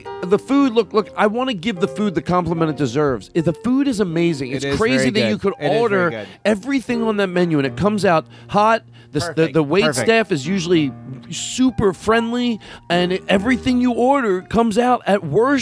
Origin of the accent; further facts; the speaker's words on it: Philadelphia, Pennsylvania, United States; I'm from Philadelphia. I live in Philadelphia.